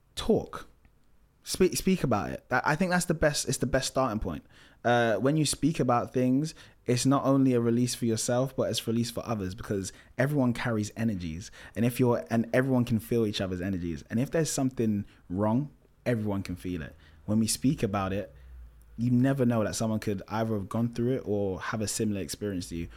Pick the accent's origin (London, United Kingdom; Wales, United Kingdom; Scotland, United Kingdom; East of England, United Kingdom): London, United Kingdom; I grew up in Tottenham, which is not the best area to be, to grow up